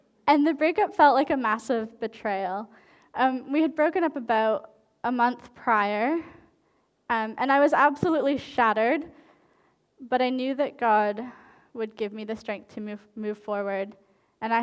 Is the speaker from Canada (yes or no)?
yes; Canada; moved away; I lived in French Canada for a while because I'm Canadian